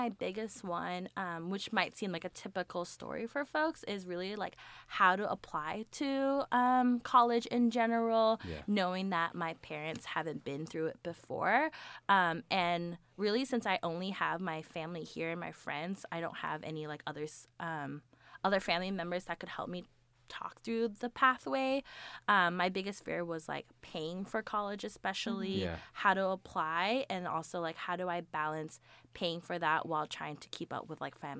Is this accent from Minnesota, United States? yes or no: no; Washington, United States; also born or lived in California / Thailand; So, I was born in California, and I actually moved to Thailand when I was little. So, I lived there for several years before moving back to California. But I call Washington my home.